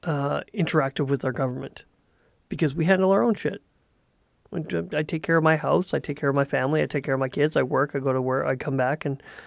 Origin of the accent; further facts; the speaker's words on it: United States; yeah, I'm from America, I love my country, it's really amazing.